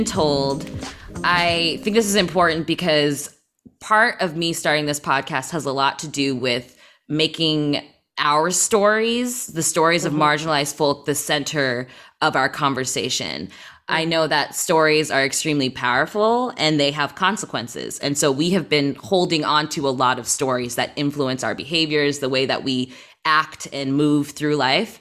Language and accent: English; Midwest, United States; moved away as an adult; I haven't lived in the Midwest for over 5 years now, they're like, when they talk to me, I'm like, I'm from the Midwest